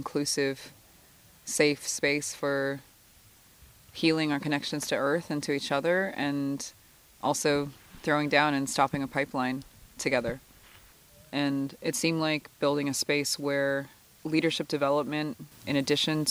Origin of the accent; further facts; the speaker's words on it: Couchiching First Nation, Ontario, Canada; from Kuchiching First Nation